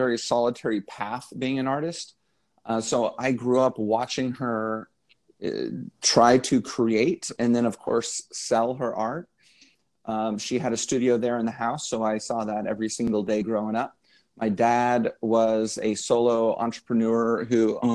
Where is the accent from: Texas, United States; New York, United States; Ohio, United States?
Texas, United States; Dallas; moved away as an adult; now in Los Angeles, United States; I'm from Dallas